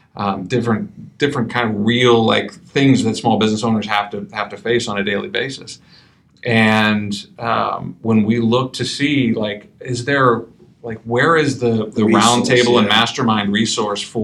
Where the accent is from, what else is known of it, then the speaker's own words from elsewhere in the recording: Midwest, United States; I'm from the Midwest.